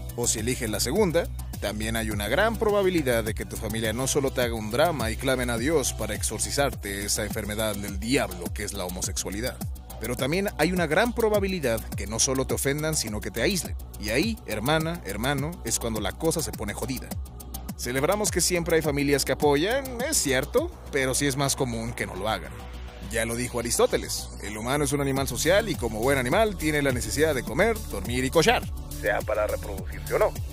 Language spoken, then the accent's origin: Spanish; Mexico